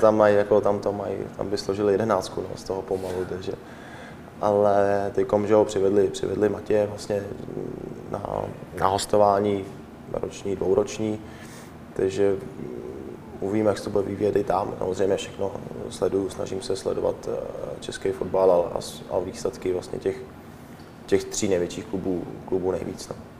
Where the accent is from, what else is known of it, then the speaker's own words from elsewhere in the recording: Czechia; moved away as an adult; jsme Češi